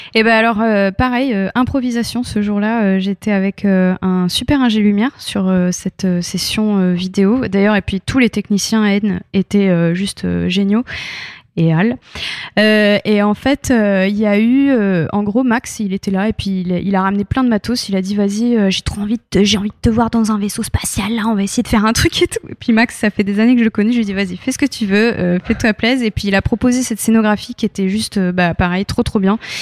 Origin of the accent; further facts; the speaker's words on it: France; also born or lived in United States; je suis arrivée en France à l'âge de 8 ans